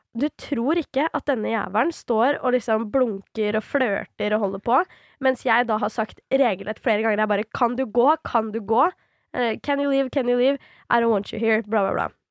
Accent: Svelvik, Buskerud, Norway; also born or lived in Drammen; nå er jo ikke jeg originalt fra Drammen heller, jeg er jo fra Svelvik

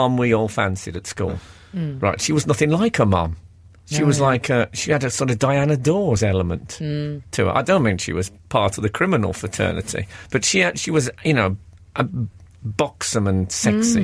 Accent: Birmingham, West Midlands, United Kingdom; I grew up in Birmingham in the 70s

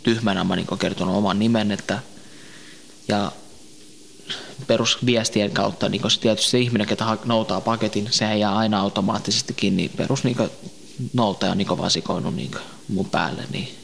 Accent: Tampere, Pirkanmaa, Finland; also born or lived in Helsinki; mä oon syntynyt Suomessa

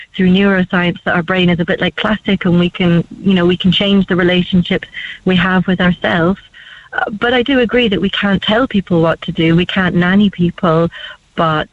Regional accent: Scotland, United Kingdom; I'm from Scotland

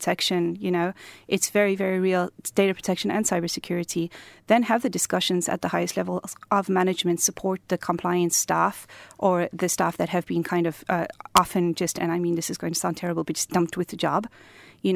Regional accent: South Africa; moved away as an adult; now in Cork, Ireland; I'm originally from South Africa. We arrived here 2 years ago

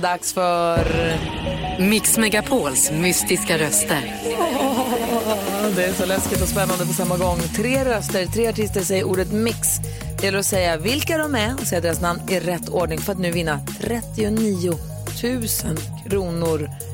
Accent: Luleå, Norrbotten County, Sweden; moved away; i Luleå där jag kommer från så är det inte så mycket blommor i träd

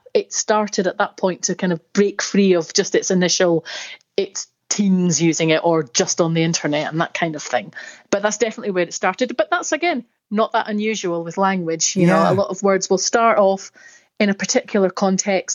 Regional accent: Scotland, United Kingdom; accent: Scottish; You probably can tell from my accent, I'm Scottish.

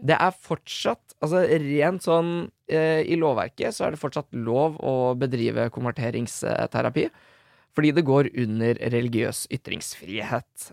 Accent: Drammen, Buskerud, Norway; jeg er fra Drammen

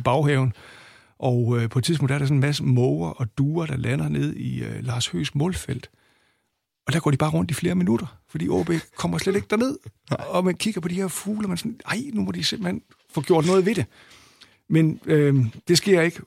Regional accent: Aalborg, North Denmark Region, Denmark; jeg kommer fra Aalborg, og, og begyndte at komme på Aalborg Stadion i 1974

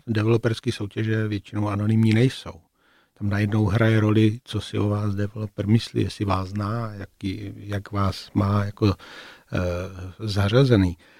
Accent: Brno, South Moravian Region, Czechia; moved away as an adult; also born or lived in Prague; Jako Brňáci v Praze jsme se samozřejmě nějakým způsobem vnímali.

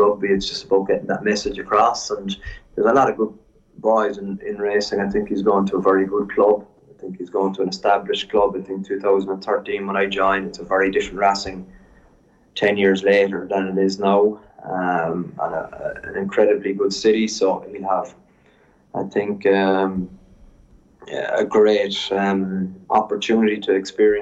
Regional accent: Ireland; moved away as an adult; now in La Rochelle, France; I'm from Ireland coaching there

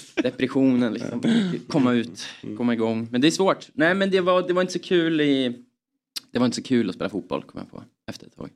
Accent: Östersund, Jämtland, Sweden; vi är från Jämtland, mm. Östersund

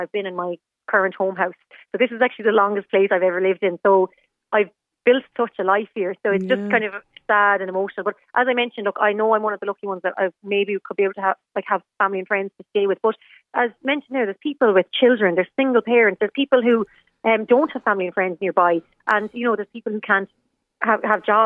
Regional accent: Galway, Connacht, Ireland; now in Limerick, Ireland; I'm from Galway originally

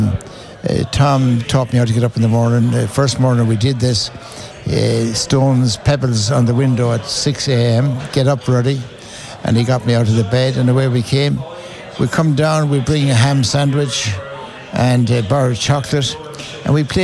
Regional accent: Ballymote, Connacht, Ireland; In Ballymote we had three golf courses where I was a boy

